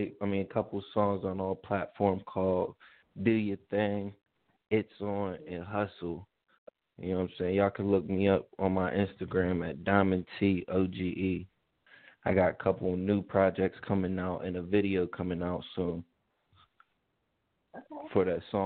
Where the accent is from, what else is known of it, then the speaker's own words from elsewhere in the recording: Pennsylvania, United States; now in Georgia, United States; I'm from Pennsylvania, moved to Georgia.